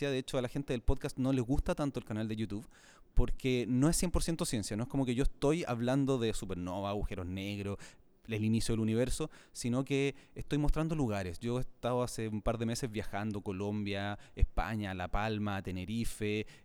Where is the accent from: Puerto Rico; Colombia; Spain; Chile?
Chile; Santiago, Santiago Metropolitan Region; Sí, yo soy chileno y trato siempre de mantener el acento porque es importante eh, y soy de Santiago de Chile, sí.